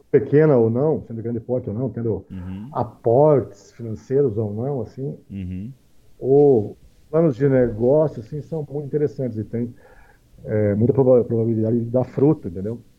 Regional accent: Brazil; E, inclusive, nós somos brasileiros para começar, né, cara?

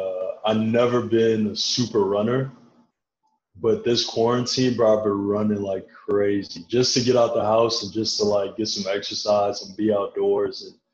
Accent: Chicago, Illinois, United States; also born or lived in Ghana; came back to the States when I was 7, and been here since. Grew up on the uptown in Chicago's north side. And then when I made the transition to high school, my family moved out south. So we lived on 95th, the last stop on the red line.

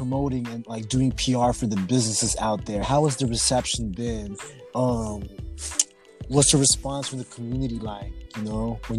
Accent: Oxnard, California, United States; like me growing up in Oxnard

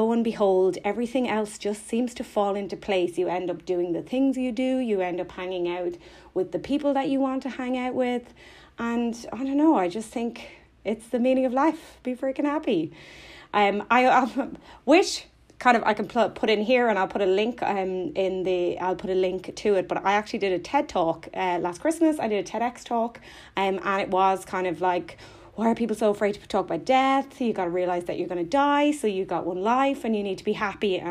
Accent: Thomastown, Leinster, Ireland; moved away as an adult; also born or lived in Kilkenny, Ireland / Australia; now in London, United Kingdom; I grew up in a little town near there called Thomastown

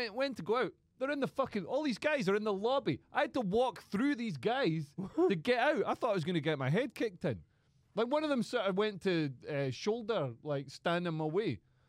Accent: Scotland, United Kingdom; I'm Scottish

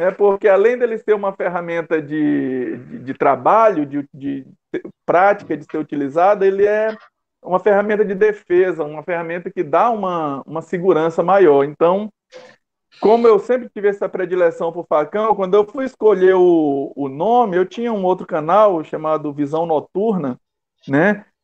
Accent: Dom Pedro, Maranhão, Brazil; also born or lived in Gonçalves Dias; E eu sou do interior, não sou aqui da capital, eu sou de São Lu... sou de Gonçalves Dias, fica bem no centro do Maranhão, mas muito cedo eu fui morar em Dom Pedro, uma cidade vizinha, onde eu fiquei lá até os 20 anos.

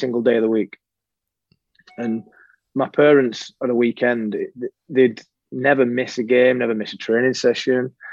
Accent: Wigan, North West England, United Kingdom; also born or lived in Milton Keynes; we moved to Wigan, which is where I'd class myself as a Wiganer. That's where I grew up

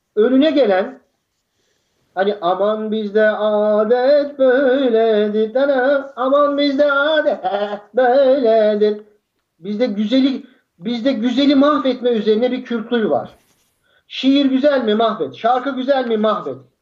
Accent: Turkey; ben, sıradan bir Türk'üm.

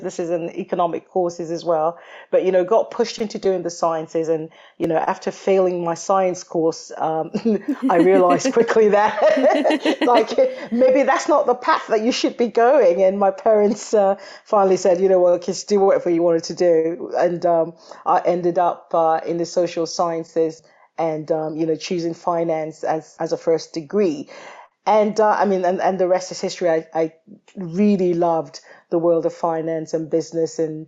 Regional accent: Nigeria; moved away as an adult; also born or lived in London; now in Toronto, Canada; I come from Nigeria as my background

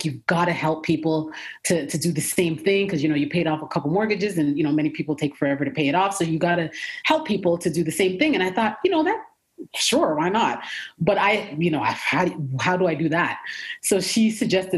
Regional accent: Toronto, Ontario, Canada; moved away as an adult; now in Atlanta, United States; I was originally born and raised in Toronto, Canada

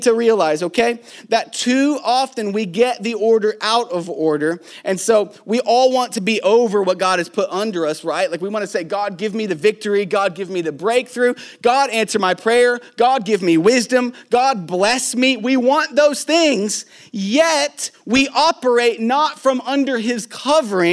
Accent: Tennessee, United States; I was raised in Tennessee, Pentecostal church

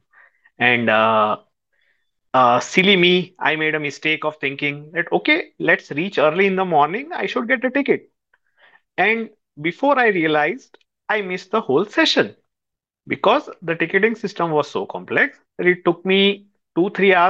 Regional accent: Ahmedabad, Gujarat, India; moved away; I am from Ahmedabad.

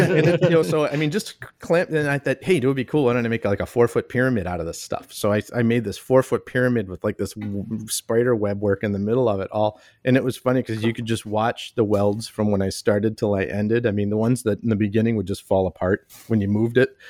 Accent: Boston, Massachusetts, United States; moved away as an adult; now in Minneapolis, United States; I grew up in Boston, and I came out here to Minneapolis to go to s, college

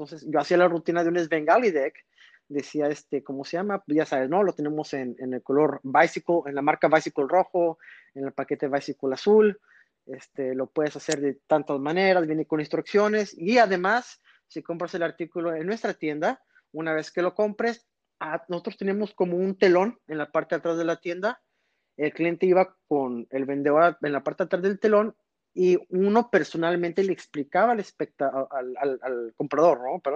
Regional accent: McAllen, Texas, United States; Yo soy originario de McAllen, Texas.

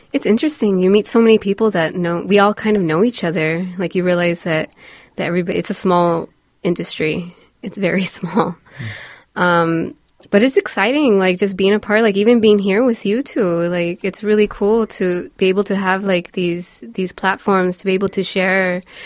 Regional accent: Los Angeles, California, United States; I grew up in Highland Park

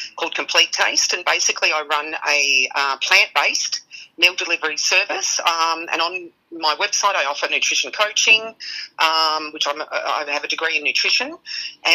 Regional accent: Australia; now in United States; I'm Australian

